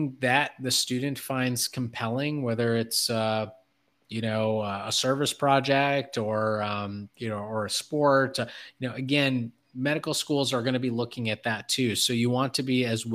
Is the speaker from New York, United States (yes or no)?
no; Detroit, Michigan, United States; I was from Detroit